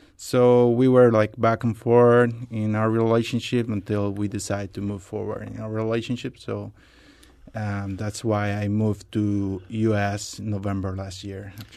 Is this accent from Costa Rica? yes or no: yes; Costa Rica; moved away as an adult; now in United States; I'm from Costa Rica